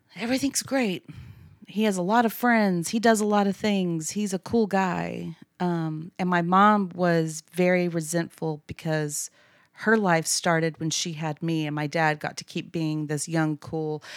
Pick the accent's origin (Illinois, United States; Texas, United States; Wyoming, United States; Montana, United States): Texas, United States; Abilene; I grew up in Abilene, went to A C U